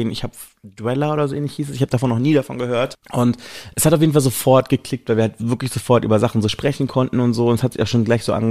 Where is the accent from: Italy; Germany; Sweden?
Italy; ich bin eigentlich Italiener